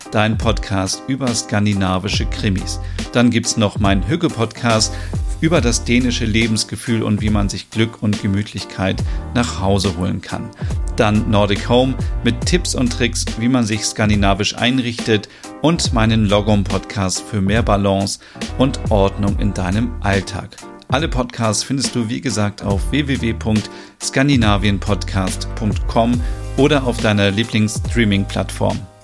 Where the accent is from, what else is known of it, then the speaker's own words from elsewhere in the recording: Germany; now in Denmark; bei uns in Deutschland